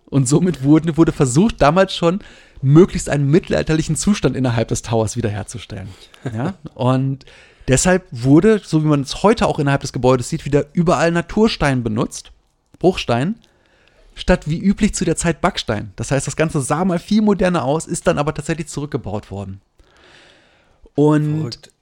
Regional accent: Germany; als Deutscher

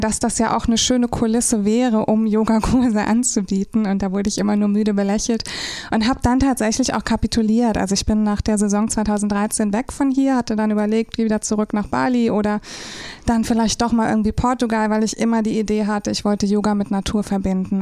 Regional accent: Rhine-Main area, Germany; moved away as an adult; now in St. Peter-Ording, Germany; ich komme ursprünglich aus dem Rhein-Main-Gebiet und bin seit 2013 jetzt hier oben in St. Peter-Ording.

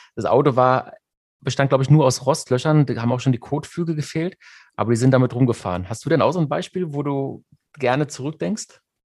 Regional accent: Germany; bei uns in Deutschland

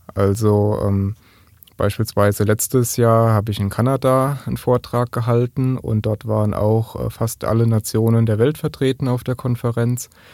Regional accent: Kaiserslautern, Rhineland-Palatinate, Germany; komme ich aus Kaiserslautern

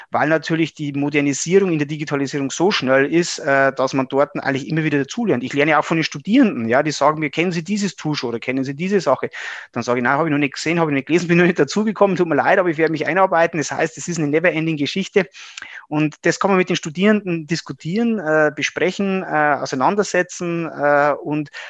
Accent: Regensburg, Bavaria, Germany; bin ein Oberpfälzer, ähm, hier in äh, Regensburg im Landkreis aufgewachsen

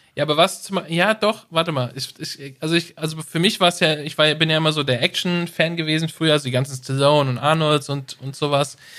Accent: Germany; als Deutsche

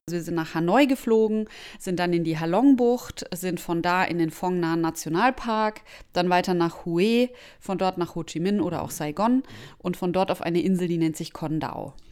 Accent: Germany; als Deutscher

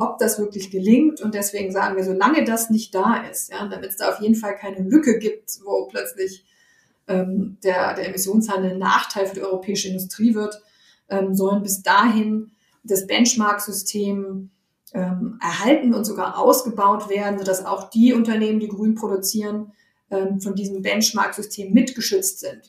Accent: Germany; bei uns in Deutschland

